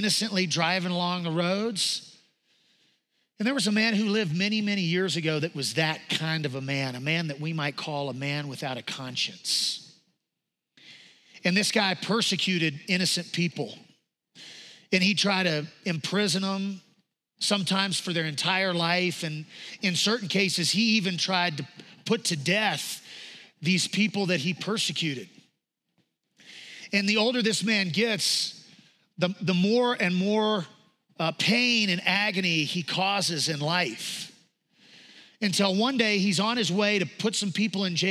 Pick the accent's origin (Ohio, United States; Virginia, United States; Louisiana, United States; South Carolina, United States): Louisiana, United States; we're from Louisiana